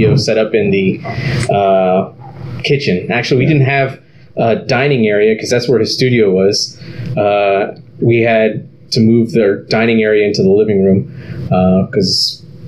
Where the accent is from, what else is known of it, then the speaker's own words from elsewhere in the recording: Harlingen, Texas, United States; I grew up in South Texas, a place called Harlingen